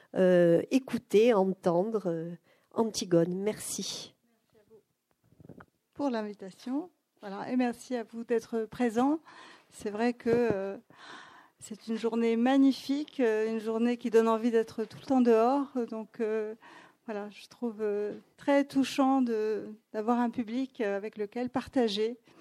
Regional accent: Athens, Attica, Greece; moved away; also born or lived in Paris; quand j'ai grandi à Athènes

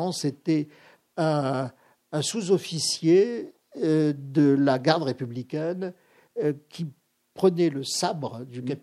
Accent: Algeria; parce que du cinéma, dans ma ville natale, il n'y en avait pas beaucoup.

